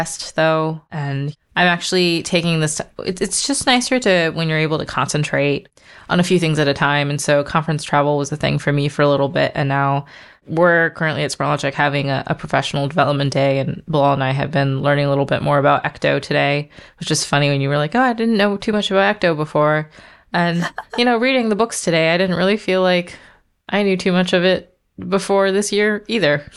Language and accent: English; United States; also born or lived in Baltimore; I am American, but I'm also Burmese